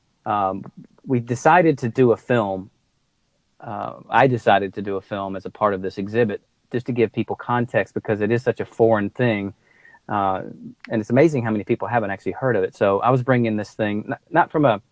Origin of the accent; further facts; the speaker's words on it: United States; I'm an American